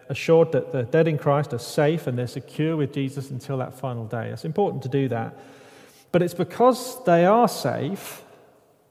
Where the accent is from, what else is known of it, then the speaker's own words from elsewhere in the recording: United Kingdom; I'm British